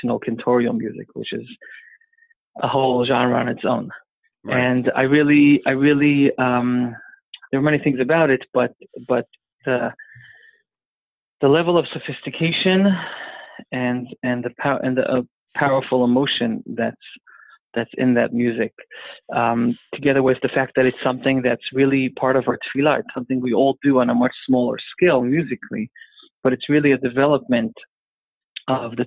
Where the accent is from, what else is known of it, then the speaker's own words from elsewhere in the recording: Jerusalem, Jerusalem District, Israel; first language English; I was born and raised and grew up in Yerushalayim in a neighborhood called Neve Yaakov